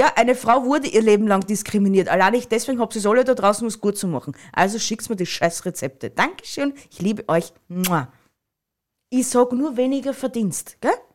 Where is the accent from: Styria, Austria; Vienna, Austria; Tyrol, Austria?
Styria, Austria